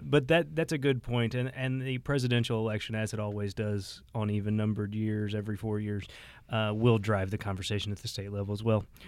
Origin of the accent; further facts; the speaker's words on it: Cape Girardeau, Missouri, United States; my hometown had a hotly contested race. I'm from Cape Girardeau area, Cape Girardeau County